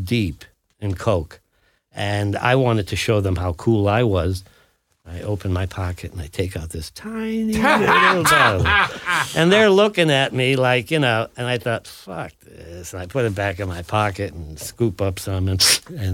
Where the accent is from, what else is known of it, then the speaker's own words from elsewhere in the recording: Ohio, United States; moved away; I'm this guy from Ohio